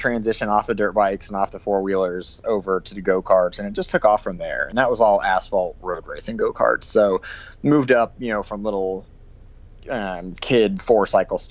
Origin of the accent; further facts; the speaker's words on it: Park City, Utah, United States; also born or lived in Salt Lake City; technically I grew up in Park City